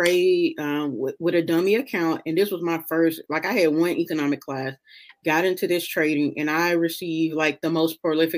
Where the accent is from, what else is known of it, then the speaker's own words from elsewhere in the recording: Memphis, Tennessee, United States; moved away as an adult; also born or lived in Kentucky / Washington, D.C.; now in Texas, United States; I'm from Memphis. I grew up in South Memphis.